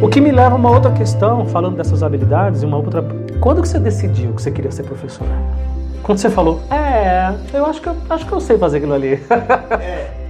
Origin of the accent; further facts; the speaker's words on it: São Paulo, Brazil; also born or lived in Bahia; Eu sou baiano, mas eu não conheço nada da Bahia. Então eu fui morar a partir de 11, 12 anos na Bahia e com 15 eu voltei para São Paulo. E tô aqui até hoje